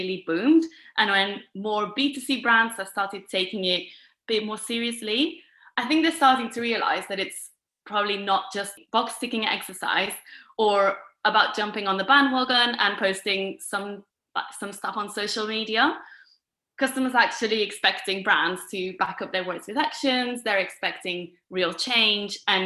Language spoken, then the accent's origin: English; Girona, Catalonia, Spain; moved away as an adult; now in London, United Kingdom; I'm originally from Girona, which is a city about an hour north from Barcelona